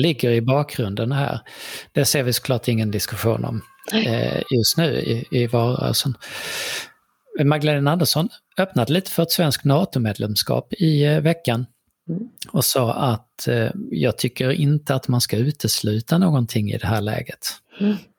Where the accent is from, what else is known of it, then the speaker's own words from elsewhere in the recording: Sweden; vi är ju svenskar så att vi säger ju saker på väldigt svenskt sätt